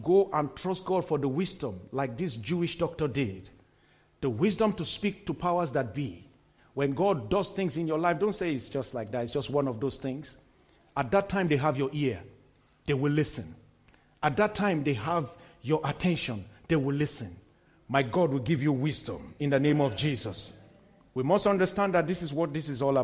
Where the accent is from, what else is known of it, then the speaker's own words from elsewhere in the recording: Kano, Kano State, Nigeria; I was born in Kano, in the very northern city in Nigeria, a very, very strong stronghold till today of the Islamic faith